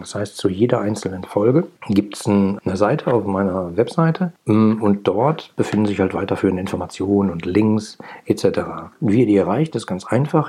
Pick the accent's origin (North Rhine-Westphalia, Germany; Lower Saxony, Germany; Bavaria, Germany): North Rhine-Westphalia, Germany; Ruhr area; ich bin im Ruhrgebiet groß geworden